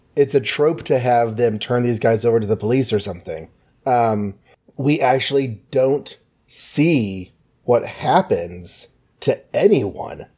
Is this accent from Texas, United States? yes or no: yes; Texas, United States; being Texan.